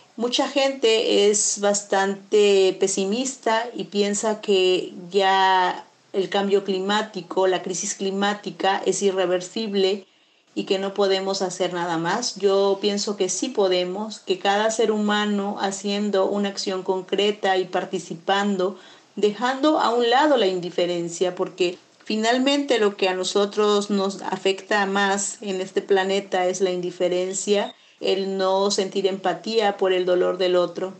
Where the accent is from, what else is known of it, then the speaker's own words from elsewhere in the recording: Chapultenango, Chiapas, Mexico; abarca mi pueblo, Chapultenango